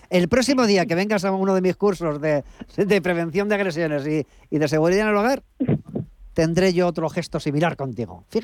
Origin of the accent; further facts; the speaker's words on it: Barcelona, Catalonia, Spain; now in Jaén, Spain; de Barcelona pero estoy en Jaén